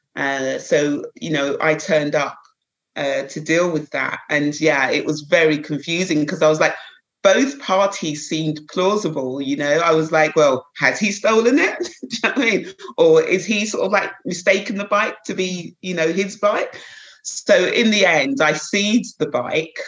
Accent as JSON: {"language": "English", "town": "Croydon", "region": "London", "country": "United Kingdom", "tie": "born or raised there", "said": "I was brought up in Croydon, a little place just outside the town, outside London, local Croydon. Um, so I was born and bred there"}